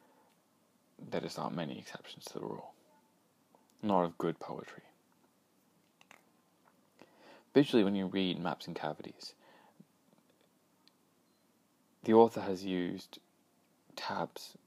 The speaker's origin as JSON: {"language": "English", "country": "Australia", "said": "being Australian"}